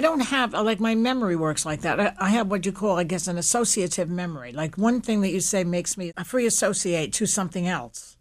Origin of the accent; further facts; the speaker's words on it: New York City, New York, United States; I grew up in Williamsburg, Brooklyn